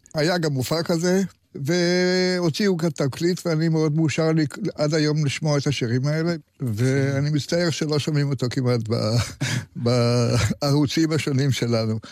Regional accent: Tel Aviv, Tel Aviv District, Israel; also born or lived in Jerusalem; תל אביבי לא כל חיי, אבל אני יליד תל אביב

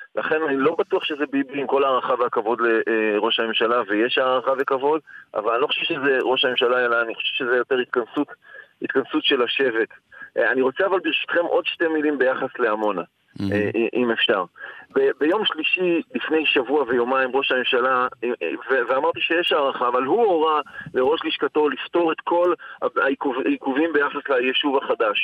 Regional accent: Netanya, Central District, Israel; moved away; also born or lived in Amona; אני לא נולדתי בעמונה, נולדתי וגדלתי בנתניה

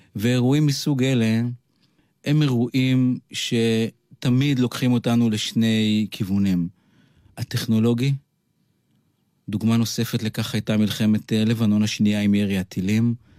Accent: Kiryat Yam, Haifa District, Israel; אני גדלתי בקריית ים את רוב אה, שנותיי, עד הגיוס

